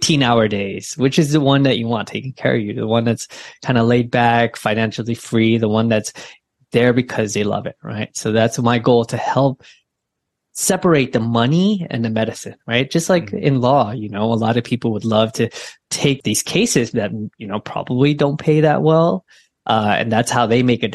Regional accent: Bay Area, California, United States; I grew up in the Bay Area

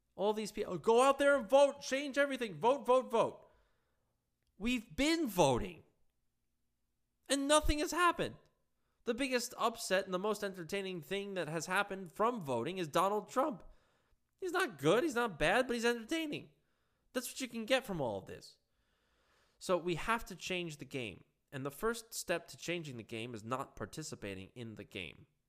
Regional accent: Long Island, New York, United States; I'm from Long Island.

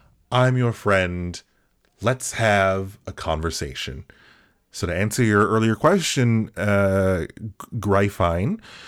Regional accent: Australia; I forgot to tell you, I grew up in Australia.

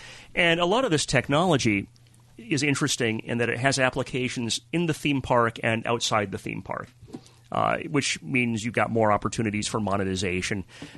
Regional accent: Southern California, United States; also born or lived in Los Alamitos / Seal Beach; I was born in Southern California, mm-hmm. and we lived in Los Alamitos and Seal Beach for a while.

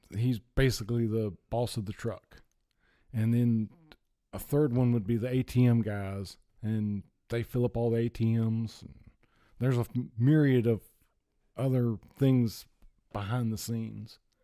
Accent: Gastonia, North Carolina, United States; moved away as an adult; also born or lived in Hilton Head Island, South Carolina / Florida; I was born in, uh, Gastonia, North Carolina

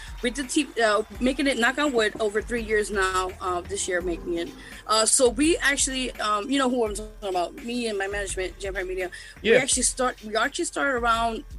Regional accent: New York City, New York, United States; I'm originally from Lower East Side, big shout to LES, as they say. But yeah, I'm born and raised down here.

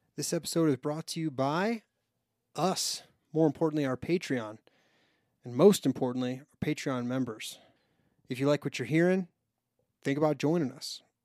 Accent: Chicago, Illinois, United States; moved away; I'm originally from Chicago

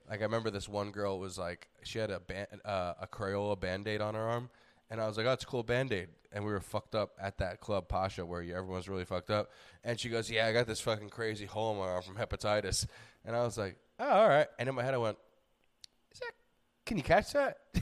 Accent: New York, United States; moved away; being a New Yorker

